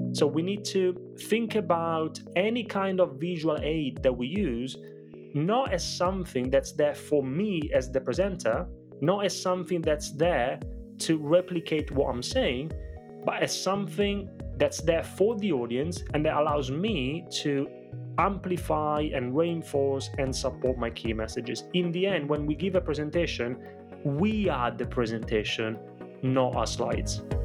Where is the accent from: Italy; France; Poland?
Italy; moved away; growing up in Italy, I grew up in a family of very small business owners